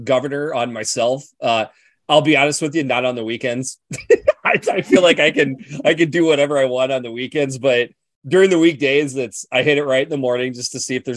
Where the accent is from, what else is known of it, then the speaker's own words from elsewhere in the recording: Midwest, United States; I'm from the Midwest